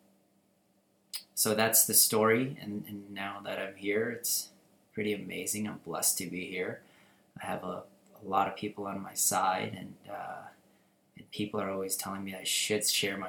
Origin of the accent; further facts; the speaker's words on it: Tucson, Arizona, United States; English is a second language; moved away as an adult; also born or lived in Philippines / California; now in Las Vegas, United States; I was born in the Philippines. I moved here when I was about 7. Right? I lived in California for a few months, and then I moved into Tucson, and I pretty much lived there my entire life